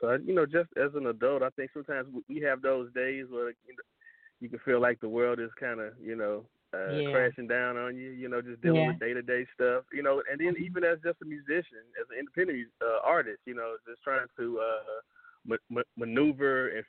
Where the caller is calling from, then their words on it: Atlanta, Georgia, United States; I'm actually in Atlanta, Georgia.